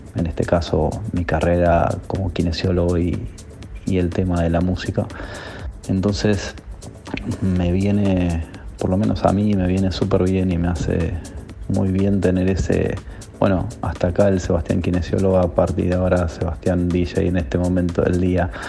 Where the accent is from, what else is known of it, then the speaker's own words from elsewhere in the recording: Buenos Aires, Argentina; soy de Buenos Aires, capital federal, más precisamente del barrio de Caballito